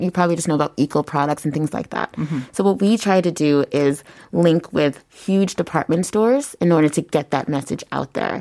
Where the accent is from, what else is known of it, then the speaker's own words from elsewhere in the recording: United States; moved away as an adult; also born or lived in Bundang, South Korea / Yongsan, South Korea; now in Seoul, South Korea; I'm from the United States.